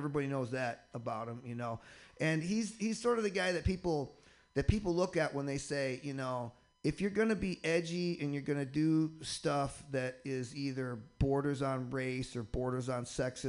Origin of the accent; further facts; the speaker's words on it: Michigan, United States; now in Boston, United States; I come from Boston. Hail from Boston. That's where I'm living now. I'm originally from Michigan, though.